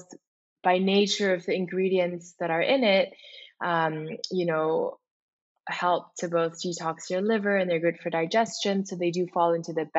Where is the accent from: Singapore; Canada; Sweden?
Singapore; moved away as an adult; also born or lived in Indonesia; now in United States; I'm originally Indonesian, but also spent a good amount of my life growing up in Singapore